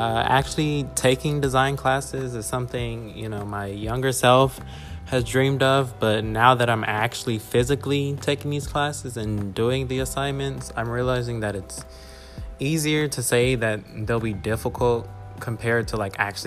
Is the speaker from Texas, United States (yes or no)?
yes; Spring, Texas, United States; moved away; I am from Houston, Texas, specifically Spring, Texas